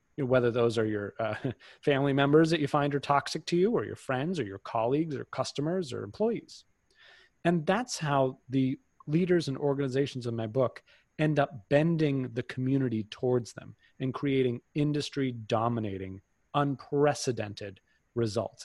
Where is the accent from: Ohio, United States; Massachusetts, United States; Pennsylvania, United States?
Massachusetts, United States; outside of Boston; I grew up outside of Boston